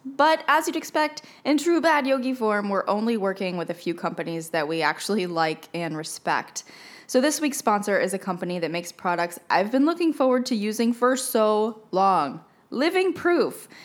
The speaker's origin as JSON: {"language": "English", "country": "United States", "moved": "yes", "said": "I am American too"}